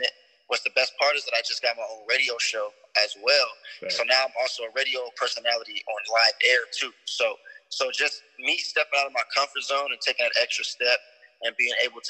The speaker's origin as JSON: {"language": "English", "town": "Las Vegas", "region": "Nevada", "country": "United States", "tie": "born or raised there", "said": "I'm born and raised in Vegas."}